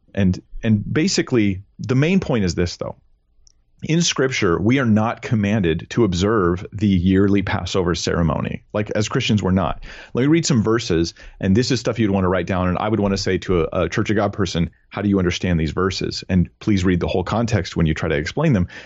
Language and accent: English; California, United States; I'm a Californian guy